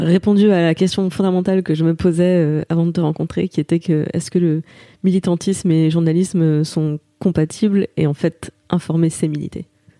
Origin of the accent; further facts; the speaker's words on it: Saint-Avold, Grand Est, France; moved away as an adult; also born or lived in Martinique; now in Paris, France; C'est très loin de chez moi maintenant, mais c'est, euh, je suis une enfant du pays